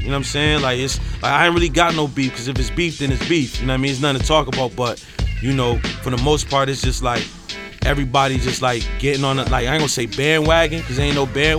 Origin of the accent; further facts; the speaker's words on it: Syracuse, New York, United States; moved away as an adult; now in Buffalo, United States; I'm from Syracuse